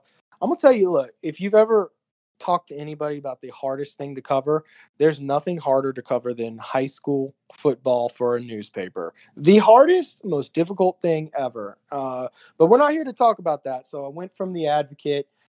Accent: Baton Rouge, Louisiana, United States; I'm from Baton Rouge, been here my entire life

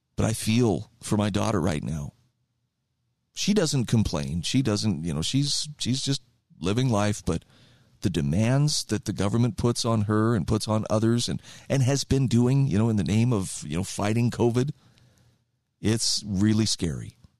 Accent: United States

